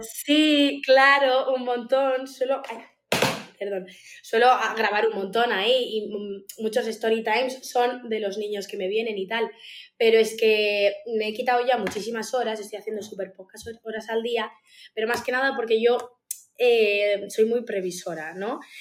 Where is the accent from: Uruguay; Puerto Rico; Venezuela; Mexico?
Uruguay; now in Basque Country, Spain; soy uruguaya, eh, vivo en el País Vasco